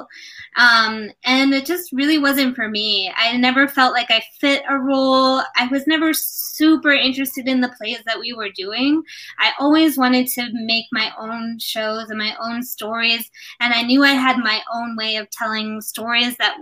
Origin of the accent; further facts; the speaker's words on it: United States; also born or lived in New York; I grew up in the United States